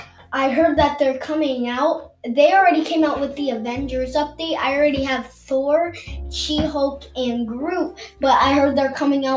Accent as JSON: {"language": "English", "town": "Bensalem", "region": "Pennsylvania", "country": "United States", "tie": "born or raised there", "also_born_or_lived": "Abington, Pennsylvania", "said": "So I was born in the Abington Hospital on the 12th of June, and then I lived in Bensalem ever since. And then I lived here."}